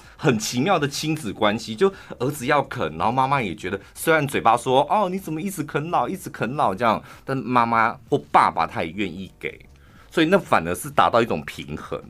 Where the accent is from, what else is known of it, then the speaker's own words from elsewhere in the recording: Taichung, Taiwan; 我小时候是在那边长大的